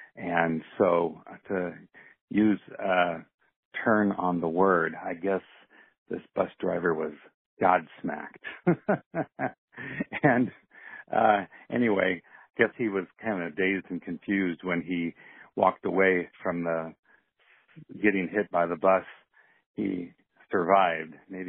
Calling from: Iowa City, Iowa, United States; calling from Iowa City.

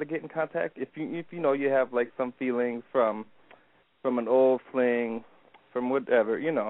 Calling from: Michigan, United States

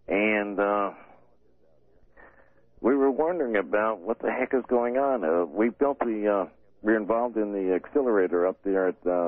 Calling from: San Diego, California, United States; I'm calling from San Diego, the home of the tailhook maniacs.

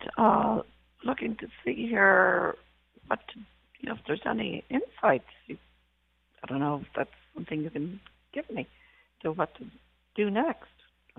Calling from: Seattle, Washington, United States; I'm calling from Seattle

